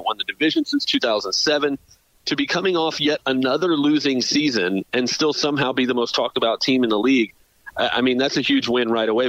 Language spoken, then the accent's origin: English; Tampa, Florida, United States; I was born here in the Tampa area. I was raised here in the Tampa area, got married in the Tampa area. I live still here.